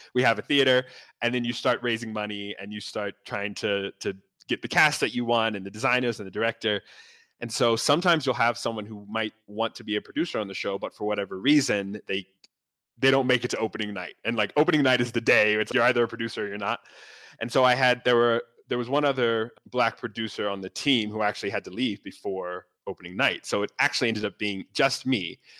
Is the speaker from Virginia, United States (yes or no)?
yes; Northern Virginia, United States; now in New York, United States; I grew up in Northern Virginia, really close to Washington, D.C.